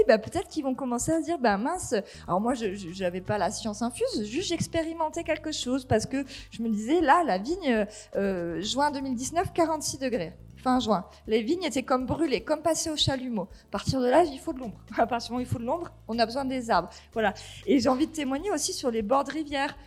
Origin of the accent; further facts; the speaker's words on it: near Marseille, Provence-Alpes-Côte d'Azur, France; moved away as an adult; also born or lived in Cévennes ardéchoises; now in Ardèche, France; je suis originaire de euh, près de Marseille, fille d'agriculteur.